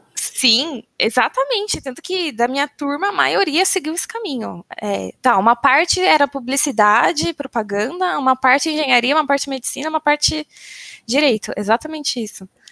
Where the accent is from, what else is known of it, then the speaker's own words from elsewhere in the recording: São Bernardo do Campo, São Paulo, Brazil; moved away as an adult; Nasci em São Bernardo do Campo, vulgo São Bernóia ou São Berlondres, que é meu preferido, porque o tempo está sempre nublado e chuvoso. Vivi minha vida inteira em São Bernardo